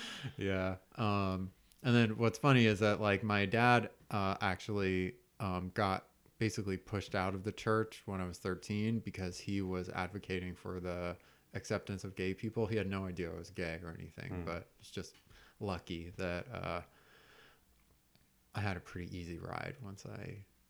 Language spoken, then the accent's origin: English; New Mexico, United States; also born or lived in Texas; Yeah, I grew up in the Southwest in New Mexico and Texas, but both my parents are Yankees.